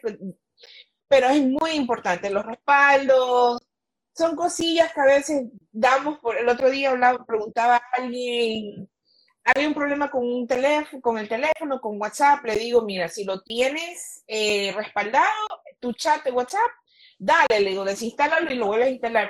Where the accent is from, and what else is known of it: Ecuador